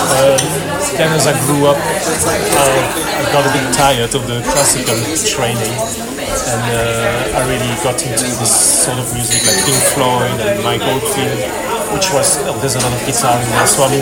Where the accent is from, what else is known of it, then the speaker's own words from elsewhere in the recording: Belgium; also born or lived in Poland; now in London, United Kingdom; I was born in Belgium